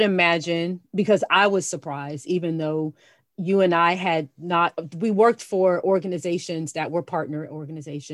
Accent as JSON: {"language": "English", "region": "South Florida", "country": "United States", "tie": "born or raised there", "moved": "yes", "said": "I grew up in South Florida"}